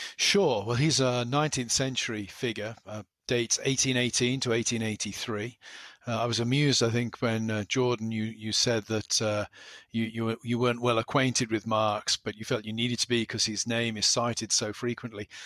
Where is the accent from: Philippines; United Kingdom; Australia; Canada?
United Kingdom; South West England; moved away as an adult; now in Pennsylvania, United States; I grew up in the west country of England